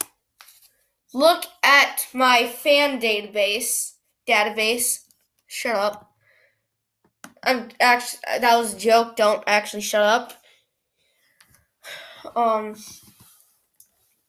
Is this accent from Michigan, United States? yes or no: no; Minnesota, United States; Minnesota, let's go. That's actually my hometown